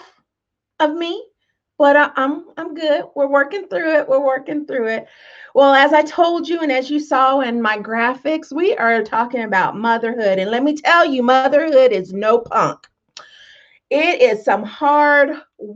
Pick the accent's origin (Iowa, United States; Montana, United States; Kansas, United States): Kansas, United States; Tonganoxie; this lady I grew up with in Tonganoxie. We're Tonganoxie country girls